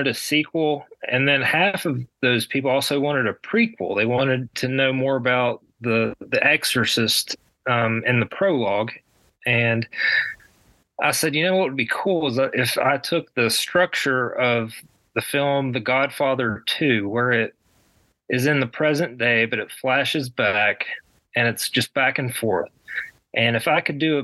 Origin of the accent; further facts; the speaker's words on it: West Virginia, United States; in my home state of West Virginia